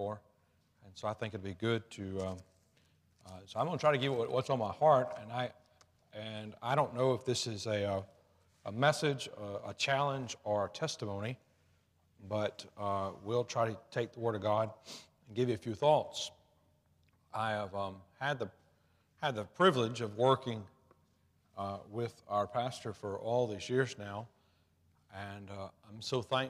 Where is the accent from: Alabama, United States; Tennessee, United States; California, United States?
Alabama, United States; I grew up in Alabama